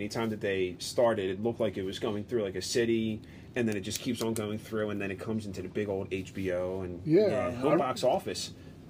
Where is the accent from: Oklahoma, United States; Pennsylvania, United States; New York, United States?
Pennsylvania, United States; Philadelphia; We're from Philly.